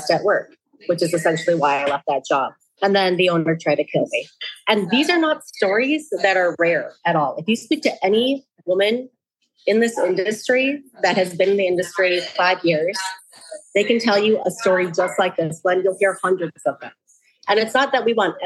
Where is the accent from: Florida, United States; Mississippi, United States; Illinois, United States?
Illinois, United States; Chicago; also born or lived in Los Angeles; now in Minneapolis, United States; I was born and raised in Chicago and I moved here from